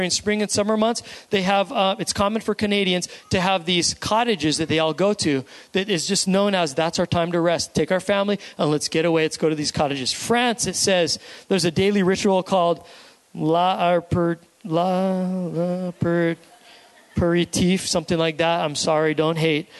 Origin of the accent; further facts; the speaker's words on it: United States; we as an American society and culture